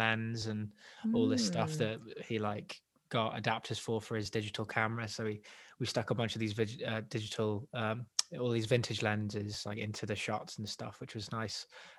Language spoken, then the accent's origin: English; Wales, United Kingdom; accent: English; also born or lived in England; I'm born English, but I've lived in Wales since I was 8, and I'm in my 20s now.